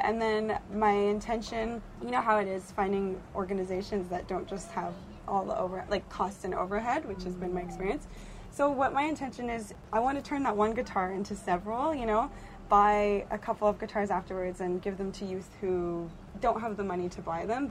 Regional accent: Brampton, Ontario, Canada; I grew up in Brampton, Ontario

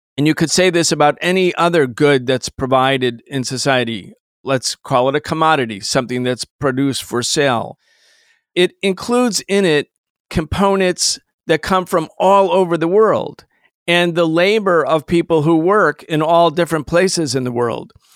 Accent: Rochester, New York, United States; I grew up in Rochester, New York.

